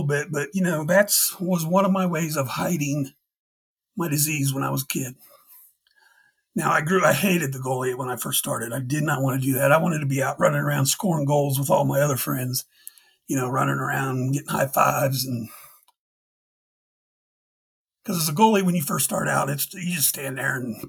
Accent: Dayton, Ohio, United States; I'm from Dayton, Ohio.

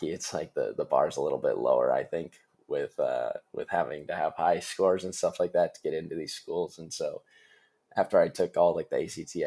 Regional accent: Stillwater, Minnesota, United States; also born or lived in San Francisco; I'm from Minnesota, Stillwater, Minnesota

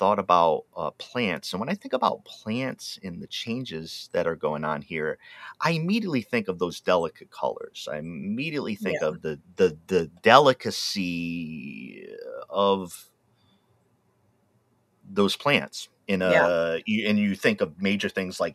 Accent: outside of Providence, Rhode Island, United States; also born or lived in Wisconsin / Oregon; now in Willamette Valley, Oregon, United States; I grew up outside of Providence, Rhode Island

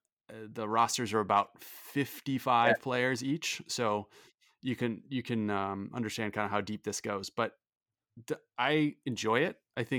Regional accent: St. Louis, Missouri, United States; I was a fan of the St. Louis Blues growing up in St.

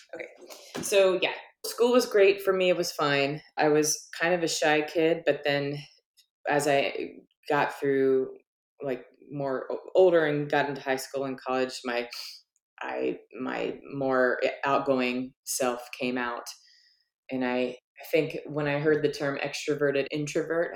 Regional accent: Virginia, United States; moved away as an adult; also born or lived in Oregon; now in Portland, United States; I'm from Virginia, and of course I've been in Oregon for a really long time now

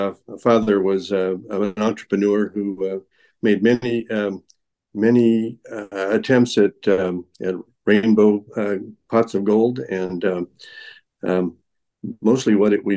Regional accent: Alaska, United States; born there; And, I was born in Alaska, and my grandparents were homesteaders in the territory of Alaska. And we moved a lot

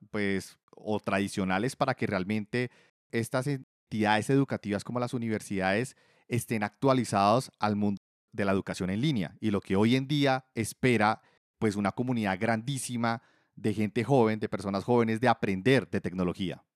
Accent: Colombia; yo soy colombiano

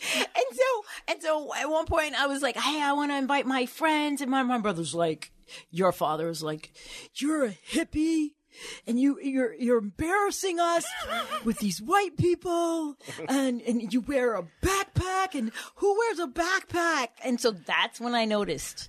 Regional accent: Baltimore, Maryland, United States; moved away as an adult; also born or lived in Boston; now in Baltimore, United States; I grew up on Poplar Grove Street

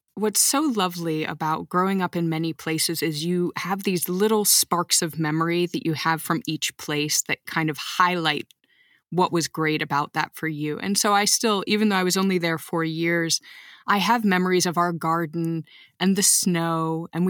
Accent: Texas, United States; growing up in Texas, we gathered the people around us like an adoptive family.

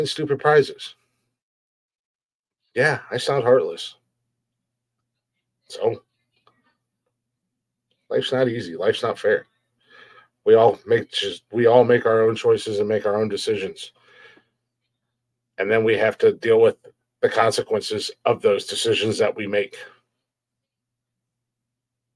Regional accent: United States; I love being an American

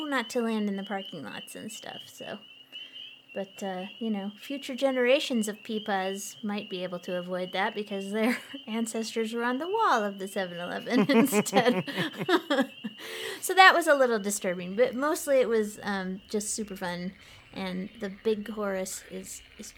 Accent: Colorado, United States; I'm from Colorado where we have, like, summer, some rain and winter

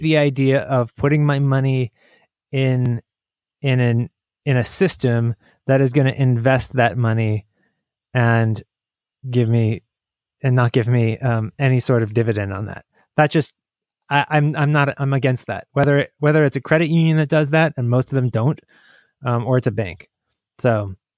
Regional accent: United States; I'm American

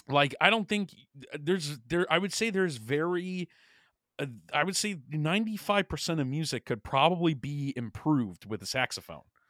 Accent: New York, United States; moved away; also born or lived in Pennsylvania; I'm from New York, and I always find solidarity with, you know, fellow New Yorkers, like, even though I don't live there anymore

